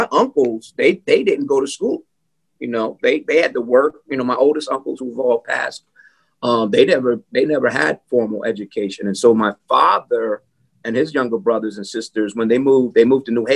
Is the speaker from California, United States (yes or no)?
no; Bloomfield, Connecticut, United States; also born or lived in Windsor, Connecticut; I grew up in Bloomfield